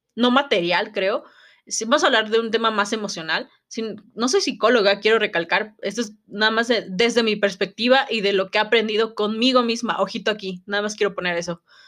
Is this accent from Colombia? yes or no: no; Mexico